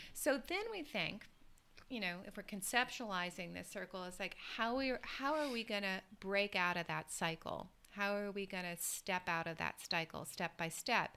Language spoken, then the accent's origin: English; the South, United States; I grew up in the South in the U.S.